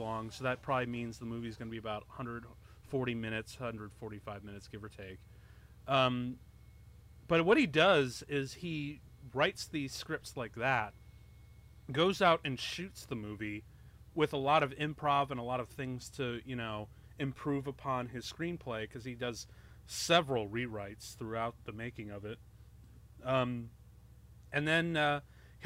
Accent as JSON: {"language": "English", "area": "Chicagoland area", "region": "Illinois", "country": "United States", "tie": "born or raised there", "also_born_or_lived": "Aurora, Illinois / Toledo", "moved": "yes", "said": "I grew up in the Chicagoland area."}